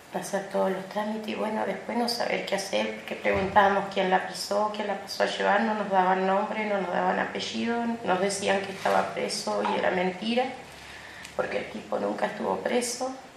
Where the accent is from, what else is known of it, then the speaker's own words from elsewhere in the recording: El Bolsón, Río Negro, Argentina; soy del Bolsón, Río Negro, Argentina.